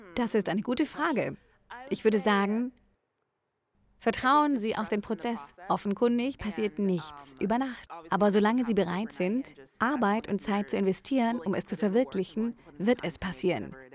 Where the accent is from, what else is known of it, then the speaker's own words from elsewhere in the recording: Omaha, Nebraska, United States; moved away as an adult; now in Los Angeles, United States; Ich komme aus Omaha in Nebraska.